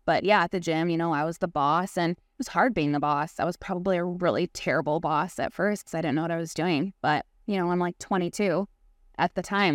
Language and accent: English; Chicago, Illinois, United States; born or raised there